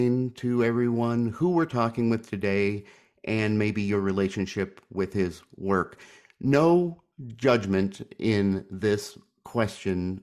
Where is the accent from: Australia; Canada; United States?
United States; I'm an American